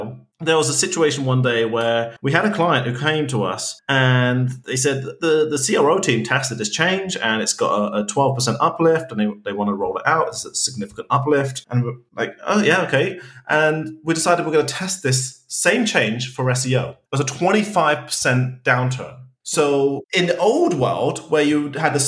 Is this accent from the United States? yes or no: no; United Kingdom; as a British person